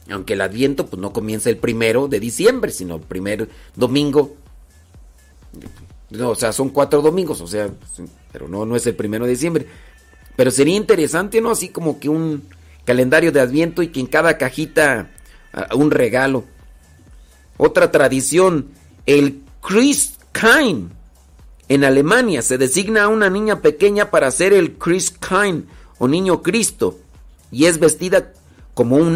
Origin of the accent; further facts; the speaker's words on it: Mexico City, Mexico; Yo crecí en Ciudad de México, Estado de México